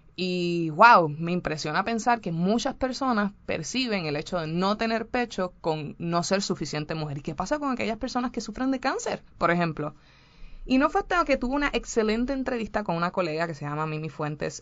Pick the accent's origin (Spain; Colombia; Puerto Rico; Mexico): Puerto Rico; en mi país, Puerto Rico, como saben, eh, somos súper femeninos